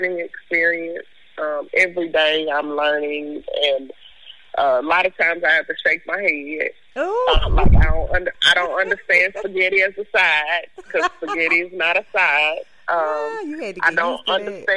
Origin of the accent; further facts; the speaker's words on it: Fort Worth, Texas, United States; moved away as an adult; also born or lived in DeSoto, Texas; now in Memphis, United States; I am from all over Fort Worth. And the reason I say I'm from all over Fort Worth is because my mother is from the south side of Fort Worth. And so we were raised there